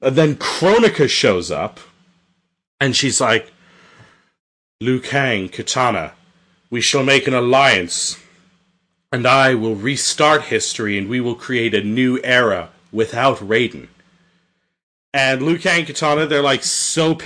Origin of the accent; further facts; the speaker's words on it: Canada; I'm Canadian